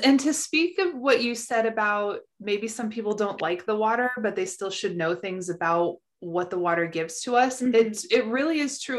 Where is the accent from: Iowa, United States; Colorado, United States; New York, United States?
Colorado, United States; growing up in Colorado, we had so many fires just all the time